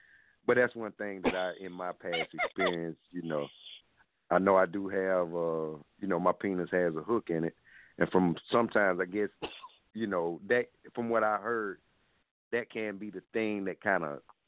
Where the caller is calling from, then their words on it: South Carolina, United States; I'm calling from South Carolina.